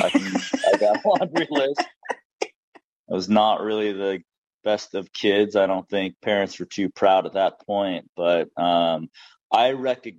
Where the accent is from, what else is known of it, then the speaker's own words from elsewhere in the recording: Los Angeles, California, United States; also born or lived in Inglewood / Redondo Beach / Torrance / Long Beach; I'm from like the South Bay, LA.